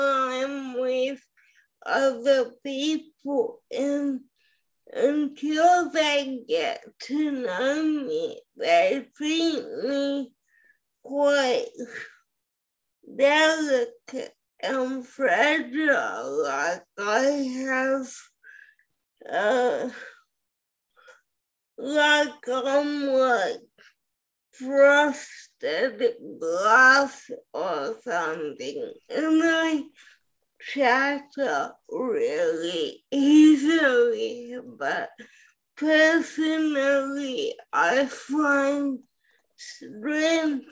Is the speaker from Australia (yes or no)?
yes; Melbourne, Victoria, Australia; I'm from Melbourne, Australia.